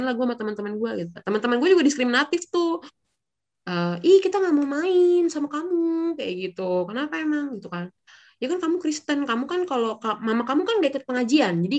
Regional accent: East Jakarta, Jakarta, Indonesia; gua kan datang dari daerah Betawi. Jadi gue lahir besar di area Betawi nih ya, di Jakarta Timur gitu ya.

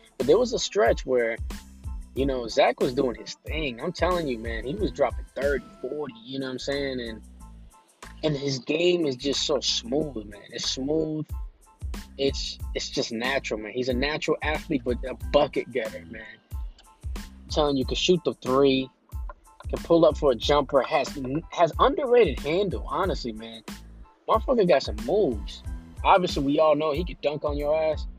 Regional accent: Boston, Massachusetts, United States; I'm from Boston

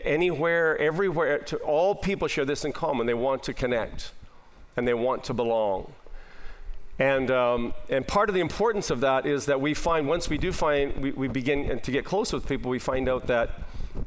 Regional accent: Nipawin, Saskatchewan, Canada; now in Calgary, Canada; I was in my hometown of Nipawin, Saskatchewan

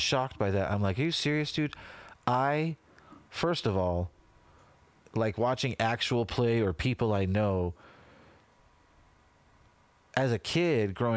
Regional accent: Utah, United States; We grew up in Utah County, Utah

